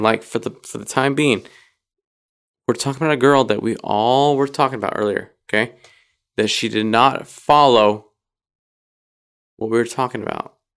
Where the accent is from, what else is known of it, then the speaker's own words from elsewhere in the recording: Idaho, United States; moved away; I grew up in Idaho for the most part.